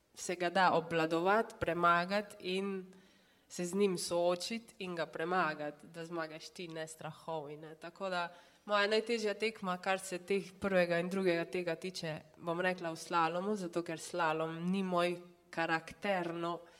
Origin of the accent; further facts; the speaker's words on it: Črna na Koroškem, Carinthia, Slovenia; sem pač iz Črne na Koroškem, so me moji starši mogli non-stop voziti